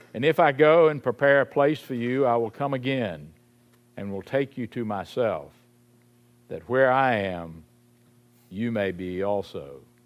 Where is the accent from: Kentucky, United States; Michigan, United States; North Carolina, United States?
North Carolina, United States; Salisbury; I grew up in Saint Paul's Episcopal Church in Salisbury, North Carolina